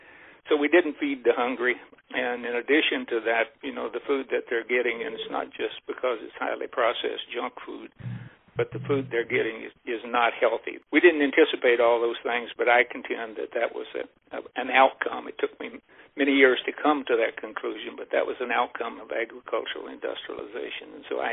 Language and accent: English; Missouri, United States; grow up on a small dairy farm. It happened to be in southwest Missouri at that time rather than Iowa, so I'm originally from Missouri.